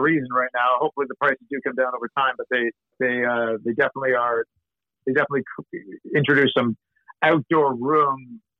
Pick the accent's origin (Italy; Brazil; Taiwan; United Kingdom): United Kingdom; Scotland; And I'm a Scot, but I'm always still trying to save my clients' money.